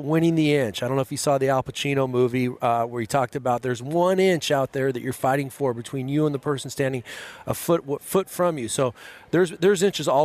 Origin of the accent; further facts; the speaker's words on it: Los Angeles, California, United States; moved away as an adult; I'm so proud of the San Fernando Valley where I grew up. I grew up in Encino, went to a tiny prep school called Montclair Prep in Van Nuys, California